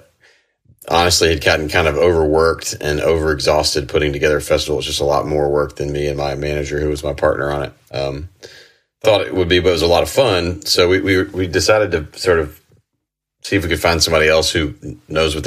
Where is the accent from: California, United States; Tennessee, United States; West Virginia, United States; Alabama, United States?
Tennessee, United States; Memphis; moved away; also born or lived in Chattanooga, Tennessee / Nashville, Tennessee / Knoxville, Tennessee; I grew up in Memphis